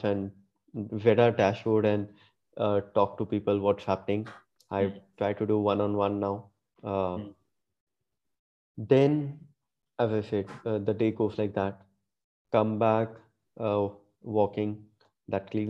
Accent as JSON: {"language": "English", "region": "Punjab", "country": "India", "tie": "born or raised there", "also_born_or_lived": "Gurgaon", "moved": "as an adult", "lives_now": "Bangalore, India", "said": "I did grow up all the while in Punjab"}